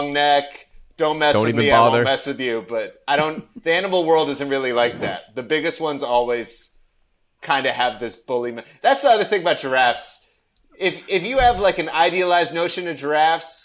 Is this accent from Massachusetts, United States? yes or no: no; Maryland, United States; I'm from Maryland